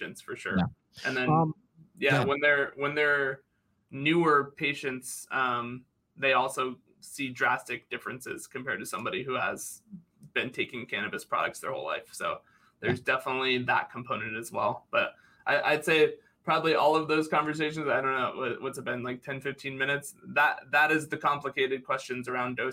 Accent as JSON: {"language": "English", "region": "Northeast", "country": "United States", "also_born_or_lived": "Florida", "moved": "as an adult", "said": "I'm from the Northeast originally"}